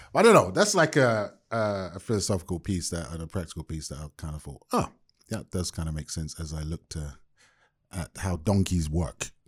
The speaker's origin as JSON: {"language": "English", "region": "London", "country": "United Kingdom", "tie": "born or raised there", "moved": "yes", "lives_now": "Bay Area, United States", "said": "born and raised in London to Jamaican parents"}